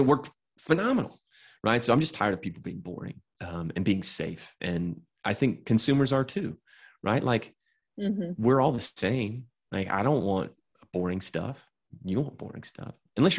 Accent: Atlanta, Georgia, United States; I'm from Atlanta

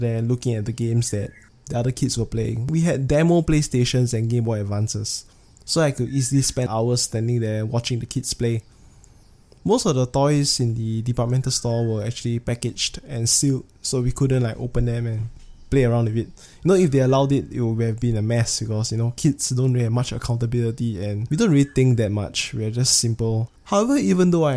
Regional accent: Singapore; I'm from Singapore

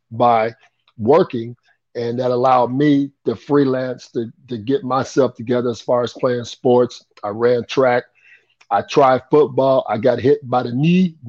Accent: Anderson, Indiana, United States; I was born in Anderson, Indiana. I'm 61 years old. And I grew up, you know, I didn't grow up with a silver spoon in my mouth. I kind of grew up poor. We lived on the west side of Anderson

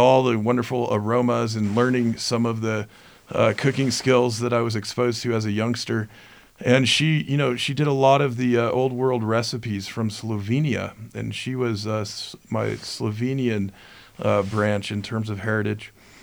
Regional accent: Denver, Colorado, United States; also born or lived in Seattle; I was born in Seattle and spent my early years in the Pacific Northwest and then bounced around the country a bit as a kid before landing in suburban Denver at the age of 10.

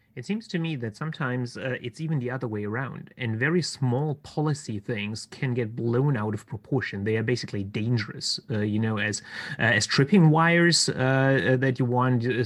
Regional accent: Baden-Württemberg, Germany; here in Germany, in my home state of Baden Württemberg

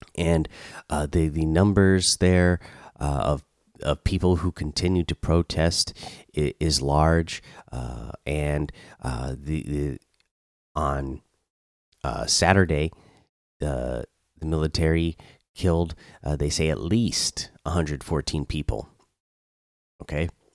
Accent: Oregon, United States; now in Georgia, United States; I grew up in Oregon

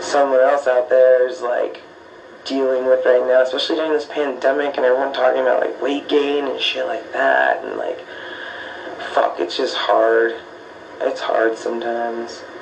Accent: Tucson, Arizona, United States; also born or lived in Oakland, California; I grew up in Tucson. Um, I was born in Oakland, California

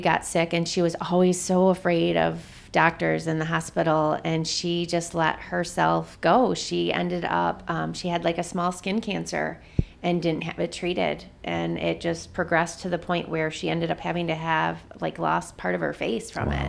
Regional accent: Jackson, Michigan, United States; moved away as an adult; I am originally from Jackson, Michigan, which is about eighty miles south of here.

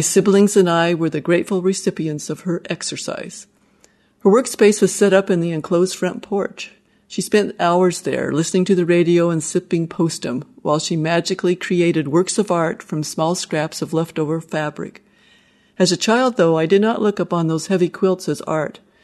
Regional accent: Wyoming, United States; I grew up in Wyoming, and Steve and I raised our family there

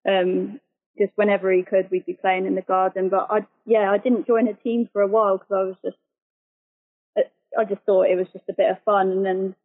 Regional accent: Telford, West Midlands, United Kingdom; moved away as an adult; also born or lived in Shrewsbury / Devon; now in Southampton, United Kingdom; I was from the West Midlands. So I was born in Shrewsbury, and I grew up in a little village in Telford

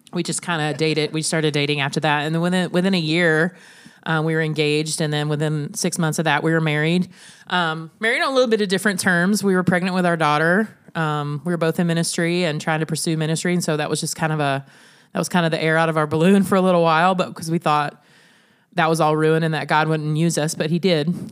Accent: Alabama, United States; moved away as an adult; also born or lived in Illinois; now in Sioux Falls, United States; we are from Alabama

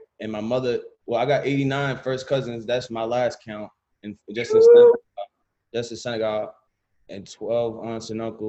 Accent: Nashua, New Hampshire, United States; moved away as an adult; also born or lived in Milford, New Hampshire; now in Los Angeles, United States; I was born in Nashua. My father's born in Dakar.

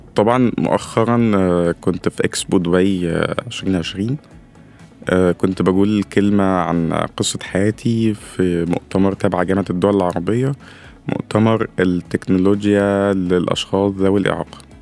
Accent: Upper Egypt, Egypt; عندنا في الصعيد

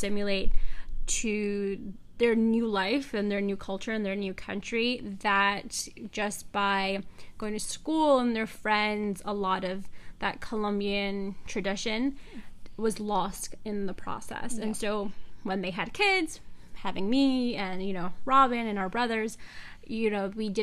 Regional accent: Long Island, New York, United States; I was raised on Long Island

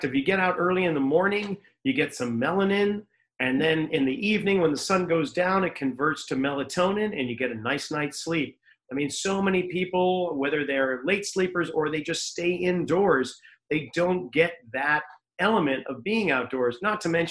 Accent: Reading, Massachusetts, United States; now in Santa Cruz, United States; I grew up in New England

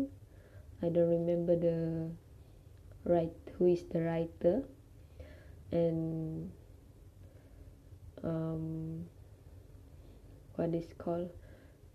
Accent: Malaysia; English is a second language; In our country, we know that English is a second language, and which is the first language is Malay.

